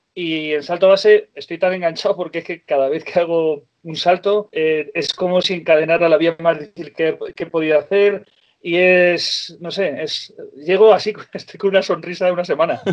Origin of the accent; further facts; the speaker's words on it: Ciudad Real, Castilla-La Mancha, Spain; moved away as an adult; also born or lived in Eriste, near Benasque, Aragon; now in Benasque area, Spain; nací en Ciudad Real, en La Mancha